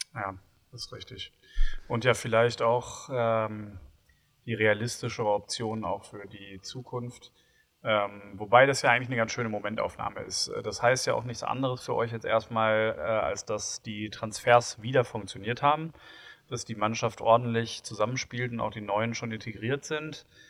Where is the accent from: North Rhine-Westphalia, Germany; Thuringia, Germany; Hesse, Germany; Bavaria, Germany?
North Rhine-Westphalia, Germany; Bochum; bin ich ja gebürtiger Bochumer